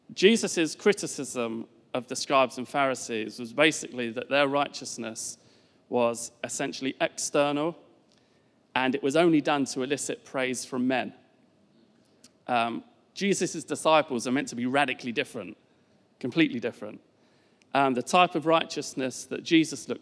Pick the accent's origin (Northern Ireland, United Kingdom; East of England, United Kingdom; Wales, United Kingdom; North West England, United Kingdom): East of England, United Kingdom; Essex; moved away as an adult; also born or lived in East London; now in Richmond, United Kingdom; So we are both originally from down south. I am from sort of, well, it depends who you ask, Essex/East London. I'd say Essex